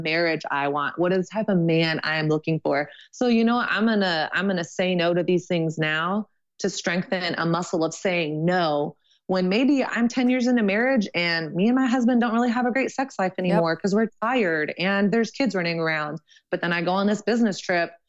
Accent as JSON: {"language": "English", "region": "Texas", "country": "United States", "moved": "as an adult", "lives_now": "New York, United States"}